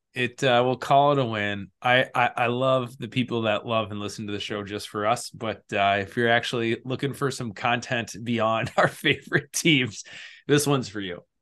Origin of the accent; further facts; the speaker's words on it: Minnesota, United States; We're from Minnesota